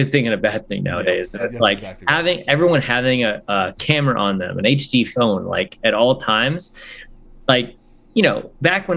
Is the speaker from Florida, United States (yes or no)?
yes; Winter Park, Florida, United States; also born or lived in Nashville, Tennessee; now in Mount Juliet, United States; when I grew up in Florida, I would say Orlando, but it was really the park